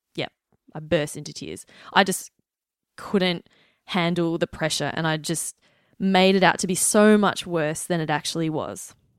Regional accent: Melbourne, Victoria, Australia; I'm from Melbourne, Australia

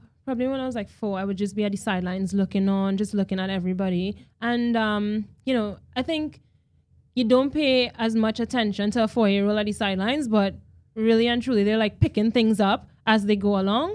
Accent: Trinidad & Tobago; moved away as an adult; also born or lived in Wales / New Zealand; now in Australia; in Trinidad and Tobago, I think we're heavily rooted in our culture

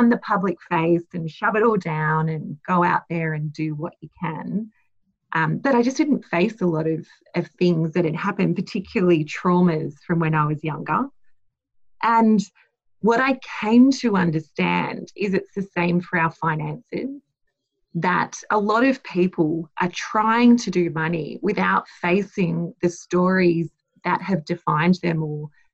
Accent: Blacktown, New South Wales, Australia; I was born in Blacktown Hospital.

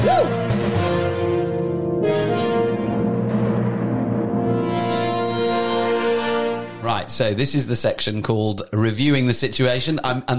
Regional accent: United Kingdom; as a Brit

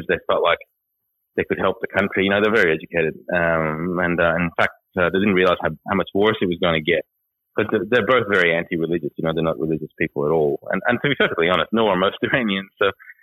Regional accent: Australia; also born or lived in Iran; I'm from Iran, but I've sort of grown up here. I've got that culture and that mentality, and I swear like any other Australian.

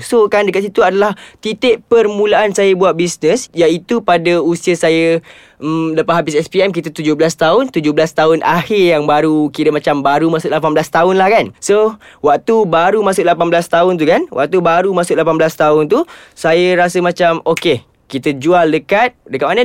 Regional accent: Ampang, Selangor, Malaysia; saya berasal daripada Ampang

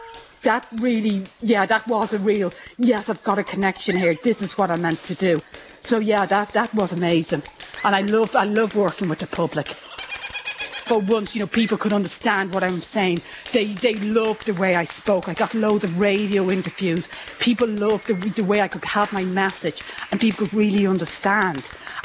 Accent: Ireland; now in Australia; I'm plus in Australia. I'm Irish. I'm, you know, female. I'm loud. And I'm in the sciences.

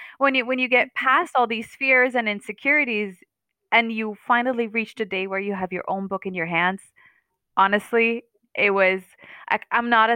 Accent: Denmark; I am Palestinian, born and raised in Denmark.

